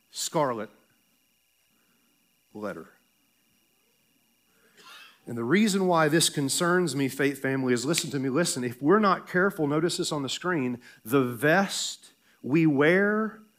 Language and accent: English; the South, United States; I'm going to preach like I'm in the South because I'm from the South.